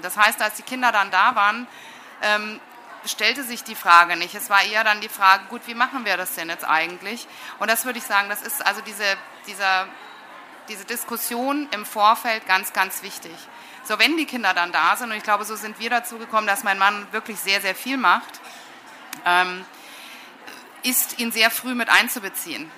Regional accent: West Germany, Germany; also born or lived in England; now in Munich, Germany; ich komme jetzt aus Westdeutschland

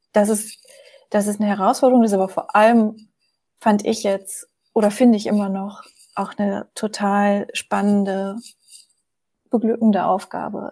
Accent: Germany; moved away as an adult; also born or lived in Munich; Ich bin in der Nähe von Hamburg aufgewachsen

